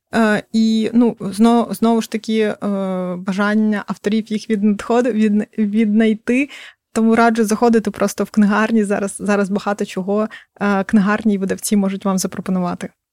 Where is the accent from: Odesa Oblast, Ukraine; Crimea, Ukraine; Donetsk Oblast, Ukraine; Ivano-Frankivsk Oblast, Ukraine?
Crimea, Ukraine; я сама кримчанка